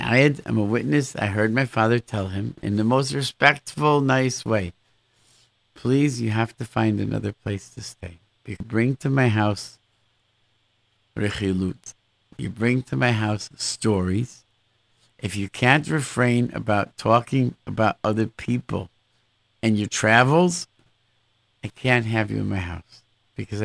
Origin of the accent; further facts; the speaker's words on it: Rochester, New York, United States; growing up in Rochester, where I grew up